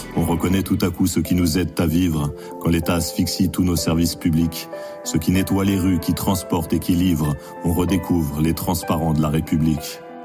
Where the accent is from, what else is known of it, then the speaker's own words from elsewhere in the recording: Saint-Denis, Île-de-France, France; je suis originaire euh, de Saint-Denis.